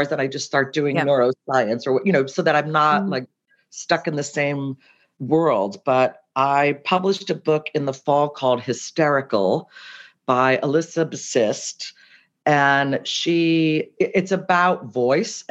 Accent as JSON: {"language": "English", "country": "United States", "tie": "born or raised there", "also_born_or_lived": "Cincinnati, Ohio / New Jersey / Providence, Rhode Island", "moved": "as an adult", "lives_now": "New York, United States", "said": "I grew up in Cincinnati and New Jersey, and I went to school in Providence"}